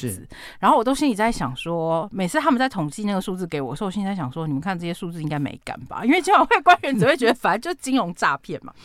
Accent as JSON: {"language": "Chinese", "town": "Taichung", "country": "Taiwan", "said": "身为台中人"}